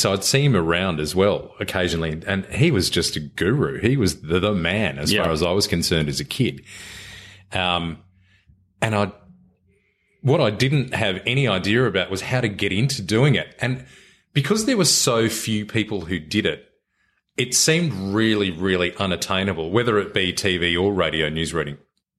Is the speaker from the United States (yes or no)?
no; Sydney, New South Wales, Australia; I grew up in Sydney and went up to Bathurst Uni.